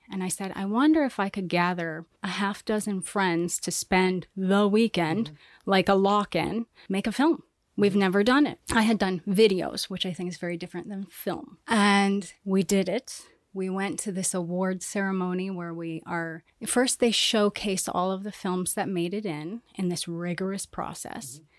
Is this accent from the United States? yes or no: yes; Council Bluffs, Iowa, United States; now in Miami, United States; I'm from Iowa, Council Bluffs, Iowa